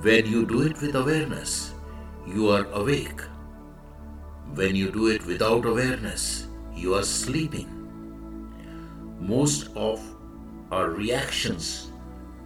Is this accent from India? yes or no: yes; India; I am the Indian monk